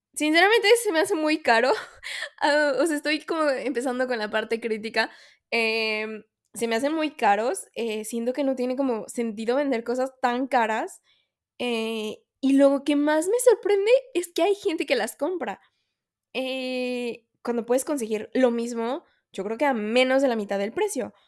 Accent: Mexico; soy mexicana

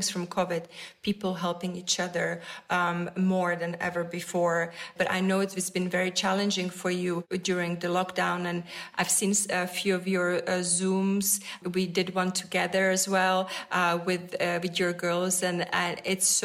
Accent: Czechia; moved away; I grew up in Czech Republic

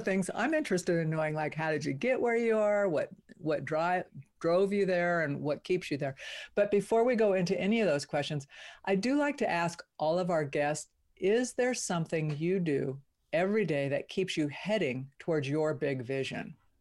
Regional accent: California, United States; moved away; also born or lived in Nevada; I grew up in California

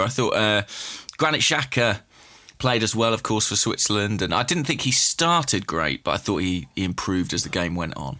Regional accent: England, United Kingdom; as an Englishman

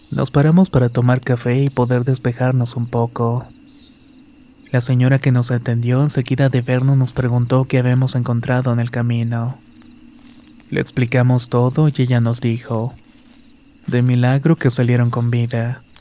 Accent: Comitán, Chiapas, Mexico; Soy originario de Comitán, Chiapas, y hace años trabajaba en la región selva en la localidad de Amparo Agua Tinta.

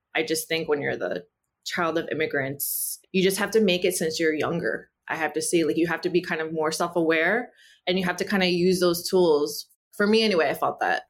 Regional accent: New Jersey, United States; first language Spanish; English is a second language; my parents moved me to, like, an upper middle class, uh, Caucasian Jewish neighborhood in Central Jersey

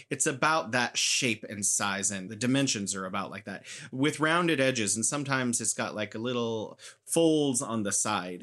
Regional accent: United States; also born or lived in San Francisco; I am an American

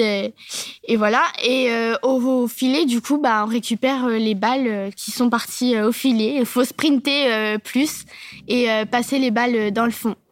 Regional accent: Nevers, Bourgogne-Franche-Comté, France; je suis euh, du centre euh, de la Nièvre, du coup, à Nevers et chez la SPTT Nevers.

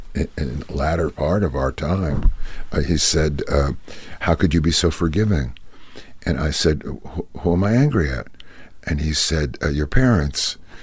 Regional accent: Brooklyn, New York, United States; also born or lived in Far Rockaway; now in Los Angeles, United States; And then I was born and brought up in Brooklyn, New York.

